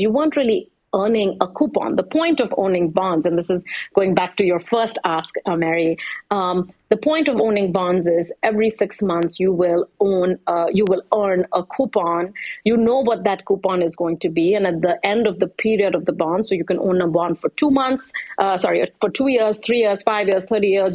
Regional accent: India; I'm from India

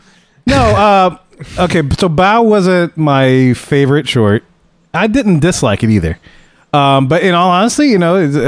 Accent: United States; You know, the Asian parents, I was born here. My mm-hmm. parents were fresh off the boat.

